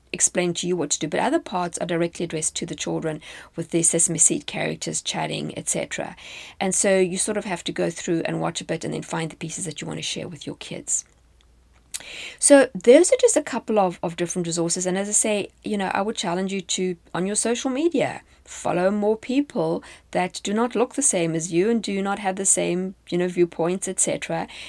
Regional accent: South Africa; moved away as an adult; now in United States; When I was in South Africa, this would obviously have applied to me as a South African

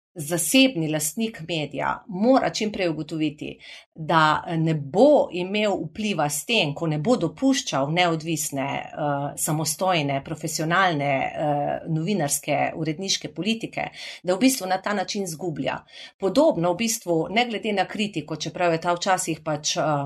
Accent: Carinthia, Koroška, Slovenia; accent: Carinthian melody; To, da sem Korošica

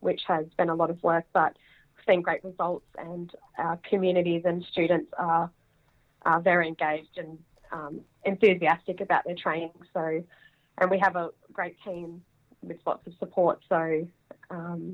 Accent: Broken Hill, New South Wales, Australia; moved away as an adult; also born or lived in Adelaide / Newcastle / Sydney; So I grew up in Broken Hill, moved to Adelaide to study, and have made my way around back to Broken Hill, Newcastle, Sydney.

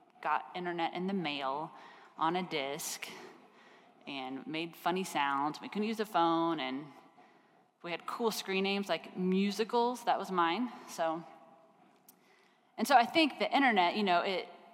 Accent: Kansas, United States; I grew up in Kansas, and I grew up in a town.

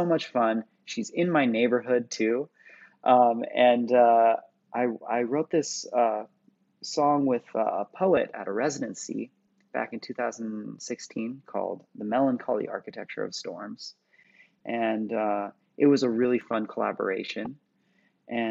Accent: Santa Cruz, California, United States; I grew up in the Bay Area, in California, or Santa Cruz, just below the Bay Area

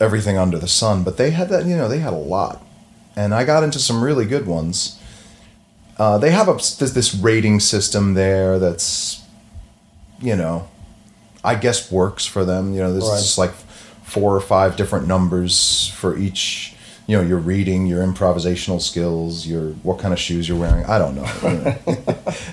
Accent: Long Island, New York, United States; moved away as an adult; also born or lived in Boston / Connecticut; now in New York, United States; I'm originally from Long Island

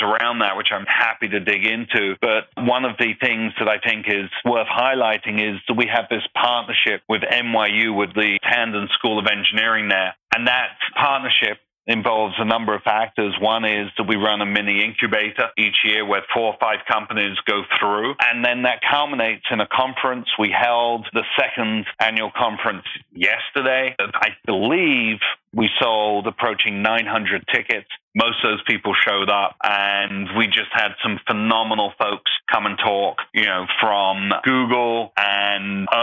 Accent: London, United Kingdom; accent: English; moved away as an adult; also born or lived in Oxford / New York; now in United States; Grew up in London, England

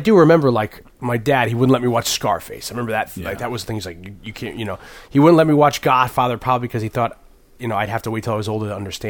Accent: Hamden, Connecticut, United States; also born or lived in New Haven; I moved from where I was born in New Haven to the suburb Hamden when I was 7

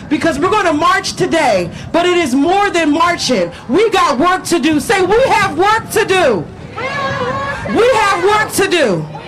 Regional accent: Prince George's County, Maryland, United States; also born or lived in Washington, District of Columbia, United States; I was born in D.C., but I was raised in Prince George's County, Maryland

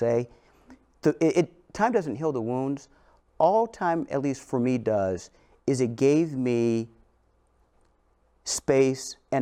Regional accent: St. Louis, Missouri, United States; I grew up in St. Louis

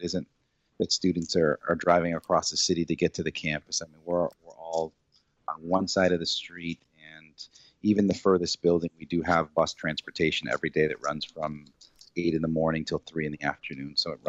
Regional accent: Holyoke, Massachusetts, United States; also born or lived in Puerto Rico / Westfield, Massachusetts; I was brought to Massachusetts from Puerto Rico as a young child. Mm-hmm. And we came to Western Massachusetts, to the city of Holyoke.

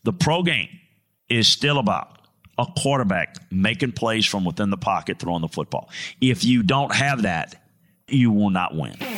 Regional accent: United States; as an American

